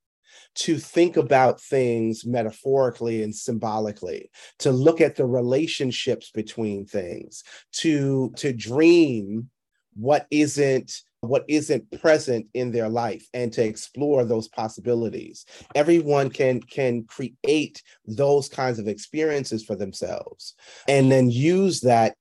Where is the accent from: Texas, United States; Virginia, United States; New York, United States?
New York, United States; New York City; I was performing at different clubs around New York City